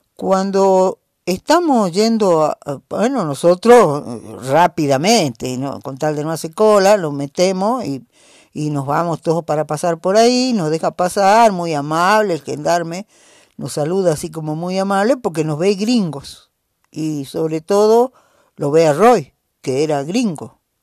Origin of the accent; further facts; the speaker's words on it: Jujuy, Argentina; algún lugar de nuestra quebrada, de nuestra puna